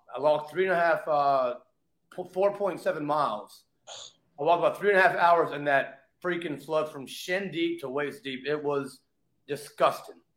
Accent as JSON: {"language": "English", "town": "Richmond", "region": "Virginia", "country": "United States", "tie": "born or raised there", "also_born_or_lived": "New York City / Las Vegas", "moved": "yes", "lives_now": "Florida, United States", "said": "I grew up in Richmond, Virginia"}